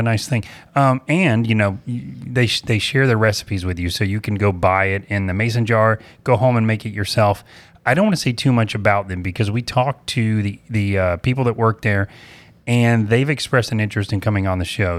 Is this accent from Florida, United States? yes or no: yes; Apopka, Florida, United States; I'm from Apopka